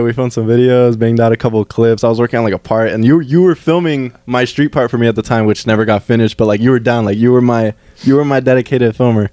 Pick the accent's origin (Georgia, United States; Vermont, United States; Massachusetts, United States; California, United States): California, United States; Fillmore; here in Fillmore, in my hometown